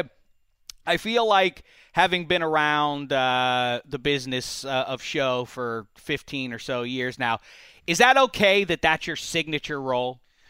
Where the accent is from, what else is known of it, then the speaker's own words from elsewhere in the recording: Pittsburgh, Pennsylvania, United States; now in Los Angeles, United States; We're debating my pronunciation because I'm from Pittsburgh.